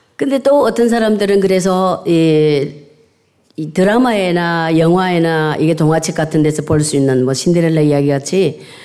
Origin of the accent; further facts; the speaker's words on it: South Korea; now in United Kingdom; 시골에서 태어나서